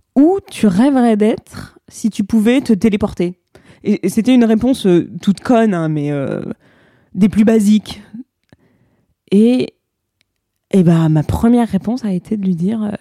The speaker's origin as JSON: {"language": "French", "country": "France", "also_born_or_lived": "New York", "moved": "as an adult", "said": "quand on est français avec un passeport"}